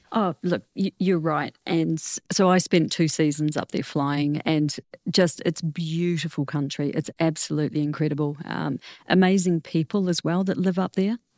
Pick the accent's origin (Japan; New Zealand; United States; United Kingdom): New Zealand; moved away as an adult; also born or lived in Netherlands; I didn't come back to New Zealand for about seventeen years